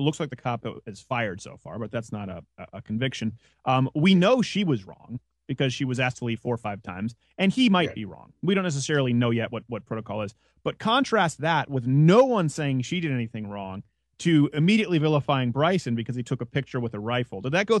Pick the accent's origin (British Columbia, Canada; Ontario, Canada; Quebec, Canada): Quebec, Canada; now in United States; as a Canadian who lives, a dual citizen who lives in the States now, the Canadian thing with the guns is so silly.